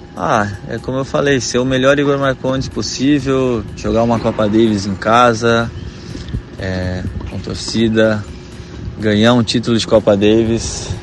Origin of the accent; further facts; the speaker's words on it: Caraguatatuba, São Paulo, Brazil; now in Itajaí, Brazil; eu sou de Caraguatatuba